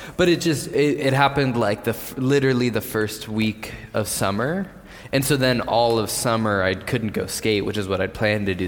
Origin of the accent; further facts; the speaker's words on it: San Diego, California, United States; I grew up skating in San Diego